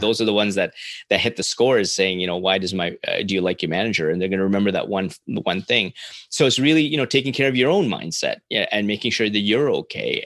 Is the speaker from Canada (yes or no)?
yes; Canada; as a Canadian